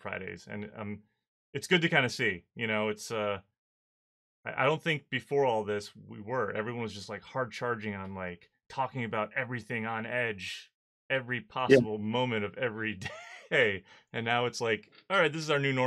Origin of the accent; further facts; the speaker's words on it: Chicago, Illinois, United States; I went to middle school and high school just outside of Chicago